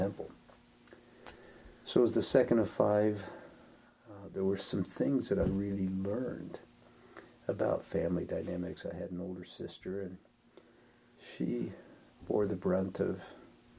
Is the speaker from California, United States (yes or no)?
no; Denver, Colorado, United States; moved away as an adult; also born or lived in Ohio / Idaho Falls, Idaho / Merritt Island, Florida; I spent most of my growing up years in Denver